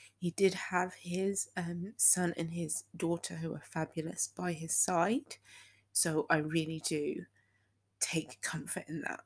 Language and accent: English; United Kingdom; also born or lived in Texas; I used to live in Texas, so even though I am fully British, I have a bit of Texan in me